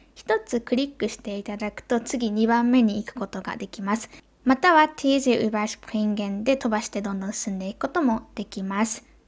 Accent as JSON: {"language": "Japanese", "country": "Japan", "said": "私の母国である日本"}